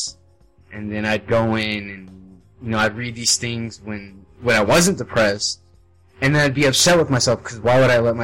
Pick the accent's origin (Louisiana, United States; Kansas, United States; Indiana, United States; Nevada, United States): Nevada, United States; Las Vegas; moved away as an adult; I've always lived with my family all my life, my mom, my grandma. I've lived with them, and this is the first time I've ever really been outside of Las Vegas